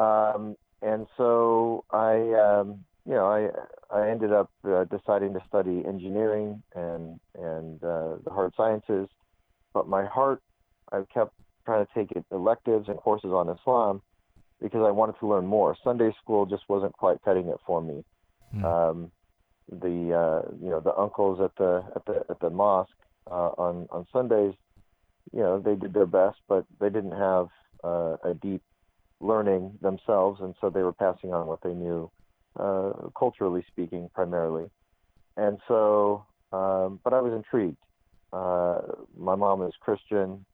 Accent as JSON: {"language": "English", "region": "Arizona", "country": "United States", "tie": "born or raised there", "said": "I'm an American kid from Arizona"}